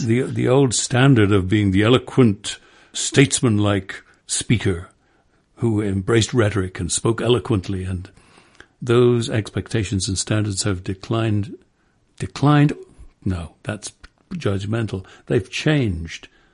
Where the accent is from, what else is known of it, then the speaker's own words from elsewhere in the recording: London, United Kingdom; as a Londoner